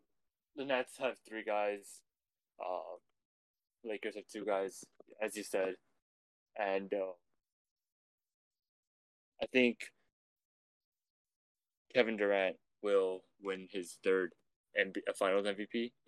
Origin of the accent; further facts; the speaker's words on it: Canada; We're Canadian, we like the cold